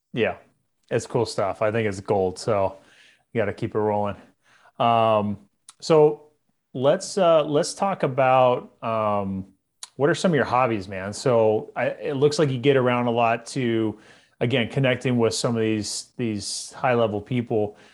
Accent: Visalia, California, United States; I grew up in Central California

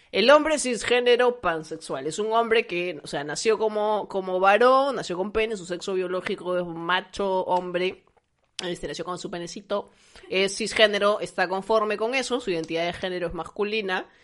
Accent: Lima, Peru; yo he crecido en Lince, que he pasado mi, niñez, mi, pubertad, mi adolescencia en Lince

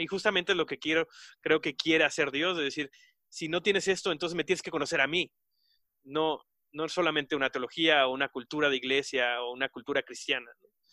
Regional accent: Mexico; nosotros como, mexicanos

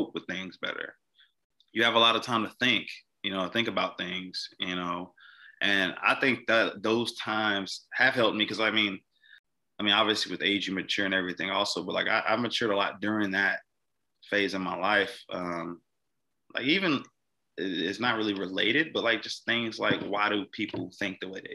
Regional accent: Mississippi, United States; moved away; a police officer in my hometown.

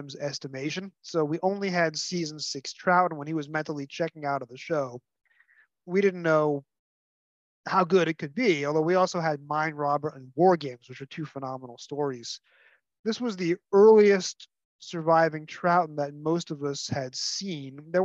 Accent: New York, United States; I'm a New Yorker, so I'm the first proper Yankee to be on your show

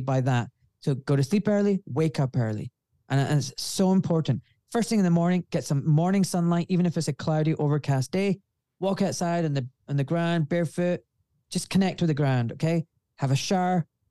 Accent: Glasgow, Scotland, United Kingdom; accent: refined Scottish; I'm from Glasgow

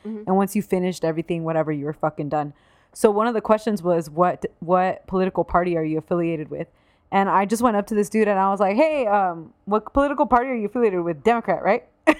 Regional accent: Southern California, United States; I grew up in Southern California and it was really diverse. And you know, most people are pretty liberal where we're from.

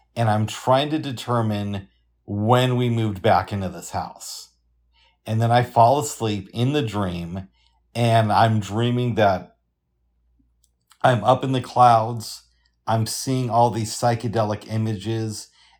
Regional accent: the South, United States; accent: southern; They're watching down on us from heaven and they like my southern accent.

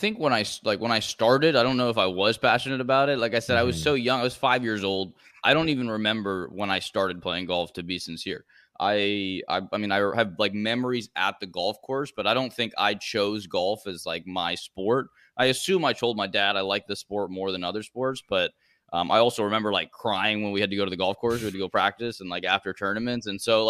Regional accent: Florida, United States; also born or lived in Bogota, Colombia; So I was born in Colombia, in Bogota. I didn't live there very long. My dad traveled a lot with work, so we moved around a lot. And I ended up living in Florida when I was probably 3 or 4 years old

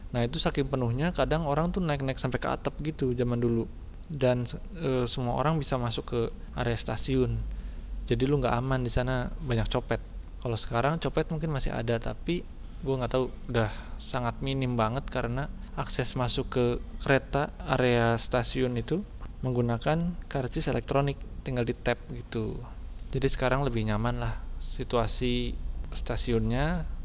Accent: Bogor, West Java, Indonesia; gue lahir di Bogor, besar di Bogor, tinggal di Bogor, dan sekarang gue bekerjanya di Jakarta.

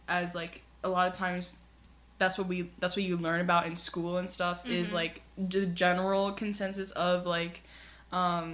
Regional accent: United States; our country is very unified. A lot of, we see ourselves as American

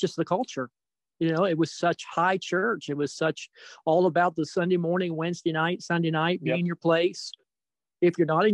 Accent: the Maritimes, Canada; I grew up in the Maritimes and of Canada

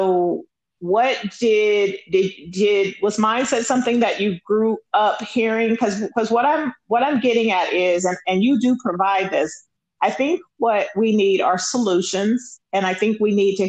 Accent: Los Angeles, California, United States; I grew up in South Central LA, and I didn't see it that it was the hood. I grew up off of Crenshaw and Slauson

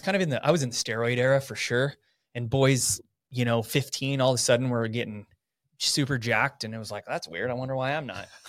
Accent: Coeur d'Alene, Idaho, United States; also born or lived in Southern California; I, for the most part, have lived my life here. Went to Coeur d'Alene High School

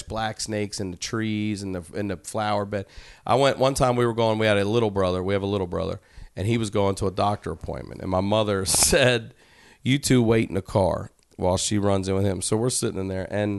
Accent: Maryland, United States; we're from Maryland.

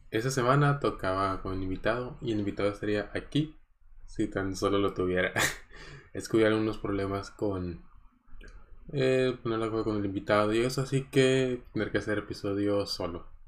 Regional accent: Coahuila, Mexico; born there; moved away; also born or lived in Tecpan de Galeana / Cuernavaca; Por ejemplo, yo nací en Coahuila y me tocó vivir en otras tres ciudades. Me tocó vivir en Tecpan de Galeana, en el estado de Guerrero, que era pues un pueblito ahí chiquito

